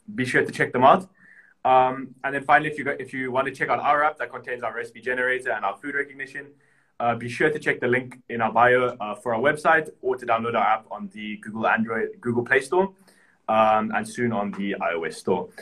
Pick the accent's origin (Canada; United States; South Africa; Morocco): South Africa; now in Cyprus; where I grew up in South Africa